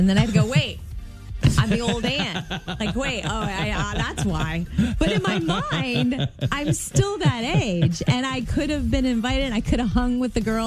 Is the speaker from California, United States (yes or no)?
no; Jupiter, Florida, United States; moved away; my hometown of Jupiter